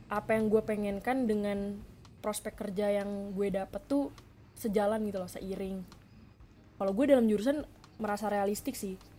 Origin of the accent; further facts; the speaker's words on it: Bandung, West Java, Indonesia; moved away as an adult; also born or lived in Surabaya; gue orang Bandung sebenarnya